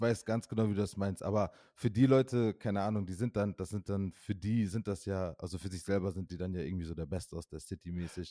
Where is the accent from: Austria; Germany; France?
Germany; Osnabrück, Lower Saxony; now in Mainz, Germany; in meiner Heimatstadt Osnabrück